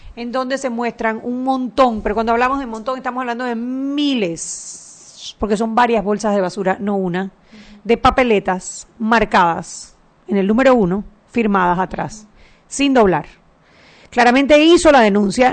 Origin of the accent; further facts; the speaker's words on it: Panama; nosotros como panameños